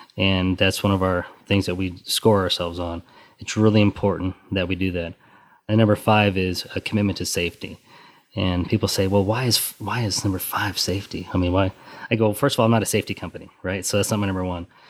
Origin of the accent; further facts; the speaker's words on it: Western Colorado, United States; now in Texas, United States; where we're from, we're originally from Western Colorado